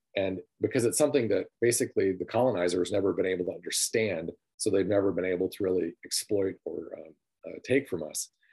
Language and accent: English; Sandusky, Michigan, United States; I grew up in Sanilac County, Michigan, in a city called Sandusky, Michigan